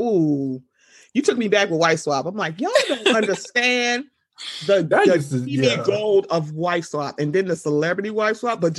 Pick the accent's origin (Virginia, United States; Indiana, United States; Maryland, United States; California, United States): Maryland, United States; Oh, I'm from Maryland, so I'm under the Mason-Dixon line, so I'm Southern too.